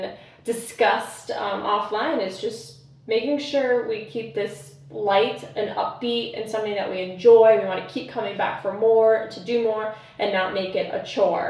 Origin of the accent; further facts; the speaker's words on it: East Coast, United States; now in Chicago, United States; I grew up in the East Coast originally